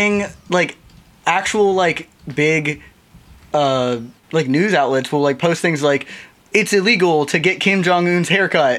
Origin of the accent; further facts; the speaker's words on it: North Carolina, United States; now in Brooklyn, United States; I'm from North Carolina, but I live in Brooklyn now.